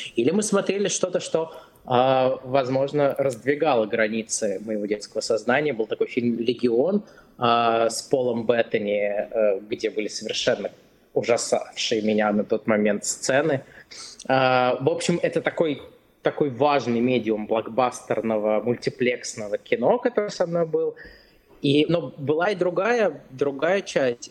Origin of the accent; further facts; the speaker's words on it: Krasnogorsk, Moscow Oblast, Russia; moved away as an adult; now in United States; Я из Красногорска. Это небольшой город рядом с Москвой